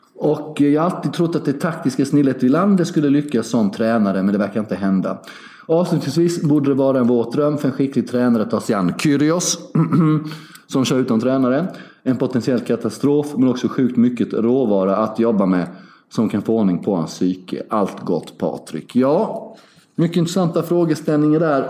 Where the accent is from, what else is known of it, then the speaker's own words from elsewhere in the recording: Sweden; jag är ju svensk